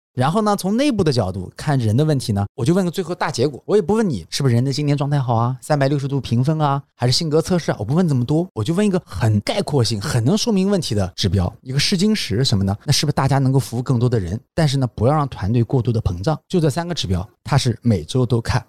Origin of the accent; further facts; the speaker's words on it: China; 我们中国人比较急